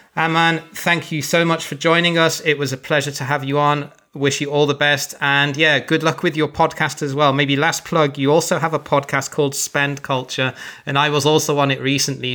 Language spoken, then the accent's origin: English; Birmingham, West Midlands, United Kingdom; I come from Birmingham and everyone says it's a horrible accent